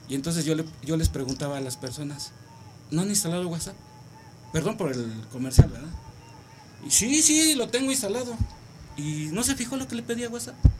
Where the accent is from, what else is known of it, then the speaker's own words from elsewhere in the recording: Oaxaca, Mexico; also born or lived in Iztacalco, Mexico City; soy oaxaqueño